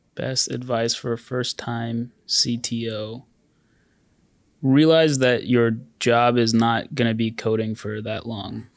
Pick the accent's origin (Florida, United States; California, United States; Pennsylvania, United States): California, United States; San Diego; now in Bay Area, United States; I grew up in San Diego